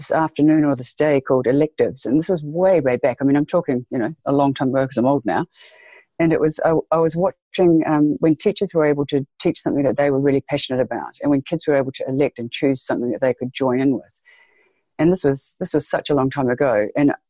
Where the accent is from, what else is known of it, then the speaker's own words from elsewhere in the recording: Waikato, New Zealand; also born or lived in South Island, New Zealand; Waikato, yes, pronounced Waikato. Yes, that's where I grew up, yeah. Born and bred here in New Zealand.